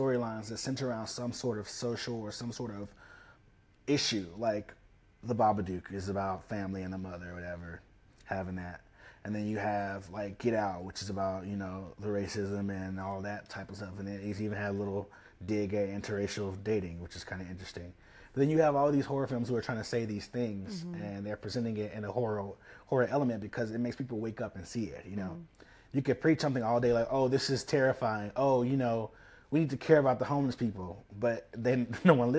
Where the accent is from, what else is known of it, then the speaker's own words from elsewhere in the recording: Memphis, Tennessee, United States; also born or lived in Chicago; now in Los Angeles, United States; I'm from Memphis, Tennessee. I grew up in Whitehaven area